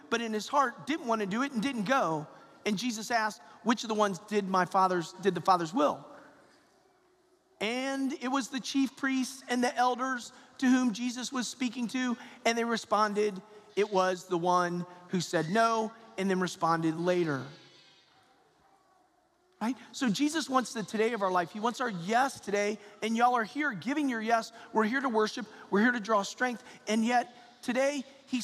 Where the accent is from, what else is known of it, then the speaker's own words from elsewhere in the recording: Georgia, United States; I'm a Georgia boy, so I'm from the South, and I'm from Georgia